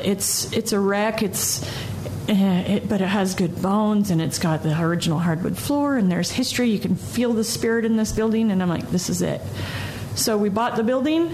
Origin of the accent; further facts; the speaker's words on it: north of San Francisco, Northern California, United States; moved away as an adult; also born or lived in San Jose; now in Utah, United States; I'm from Northern California, so I grew up north of San Francisco. I grew up in the wine country before it was cool